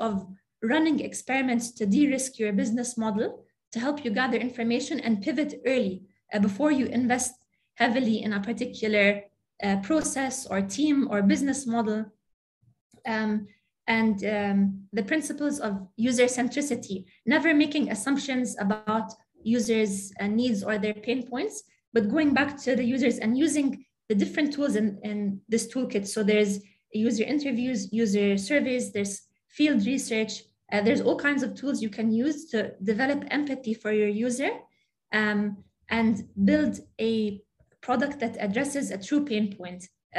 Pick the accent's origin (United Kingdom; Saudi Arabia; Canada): Saudi Arabia; also born or lived in Jordan; So I grew up in Saudi Arabia and Jordan. I'm really attached to the region, really attached to my family here, everything that the culture has to offer, the food, the history, the arts, very attached to the region.